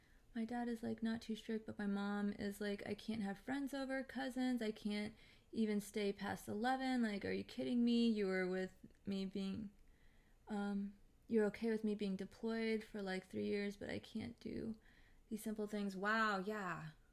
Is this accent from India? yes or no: yes; India; I'm from India. I am new here.